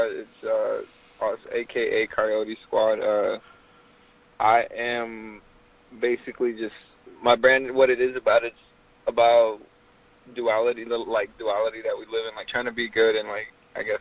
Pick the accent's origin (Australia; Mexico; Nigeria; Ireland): Mexico; Mexico City; also born or lived in Tijuana / San Diego; now in Dallas, United States; well, basically, I'm from Mexico City. Uh, my whole life, I've lived in big cities.